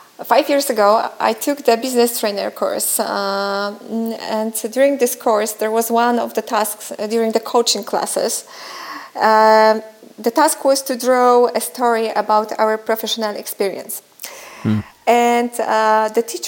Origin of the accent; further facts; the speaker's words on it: Szczecin, West Pomeranian Voivodeship, Poland; I'm from Szczecin in Poland.